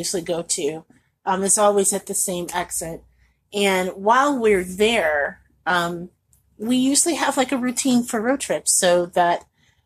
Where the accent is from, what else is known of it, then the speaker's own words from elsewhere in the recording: Indianapolis, Indiana, United States; also born or lived in Chicagoland; now in Chicago, United States; my home anyway. I'm from Indianapolis